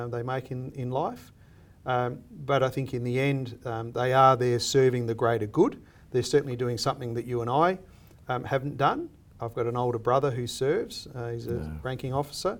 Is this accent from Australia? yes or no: yes; Australia; I see myself as an Australian